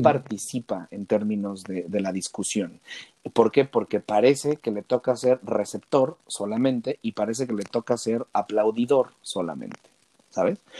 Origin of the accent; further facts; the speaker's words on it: Mexico; la calidad de trabajadores que somos los mexicanos